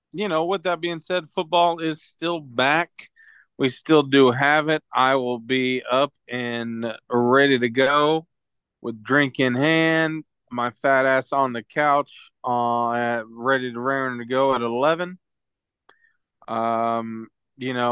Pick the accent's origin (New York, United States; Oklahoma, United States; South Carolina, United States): Oklahoma, United States; it's close to the Oklahoma border, so that's not saying a lot about my home state either